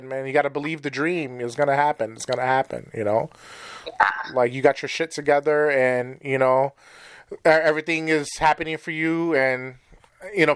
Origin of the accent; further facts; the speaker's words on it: New York City, New York, United States; I'm from New York